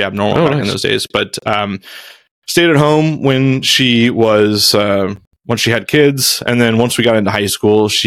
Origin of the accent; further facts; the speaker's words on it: Houston, Texas, United States; I grew up in Houston, so I am the oldest of three kids